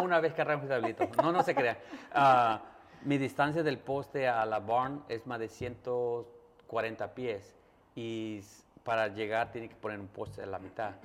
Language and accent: Spanish; Mexico; moved away; yo soy mexicano y soy de un rancho